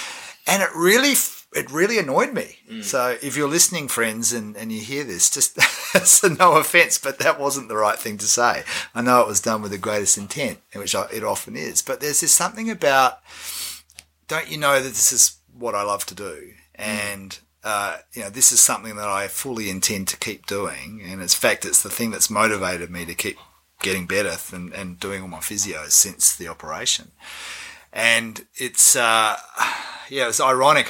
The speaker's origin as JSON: {"language": "English", "country": "Australia", "also_born_or_lived": "New Zealand", "moved": "yes", "lives_now": "Wellington, New Zealand", "said": "I am Australian living in New Zealand"}